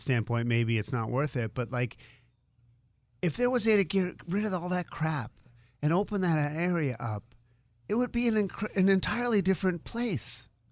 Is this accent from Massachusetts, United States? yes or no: yes; Boston, Massachusetts, United States; moved away; I grew up in Boston